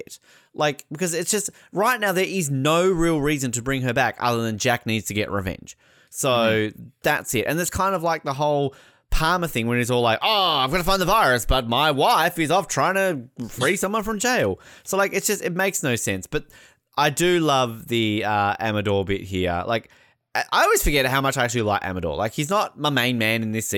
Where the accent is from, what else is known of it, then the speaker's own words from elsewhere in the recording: Australia; I'm Australian